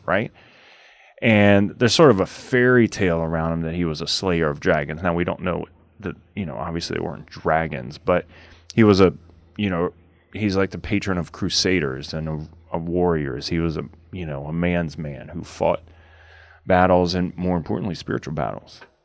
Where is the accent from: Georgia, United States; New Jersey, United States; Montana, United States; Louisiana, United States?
Louisiana, United States; growing up in Louisiana, a small town